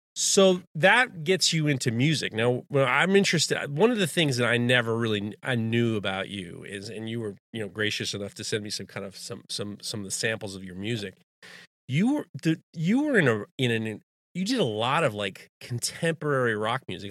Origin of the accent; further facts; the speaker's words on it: New York City, New York, United States; I grew up in Manhattan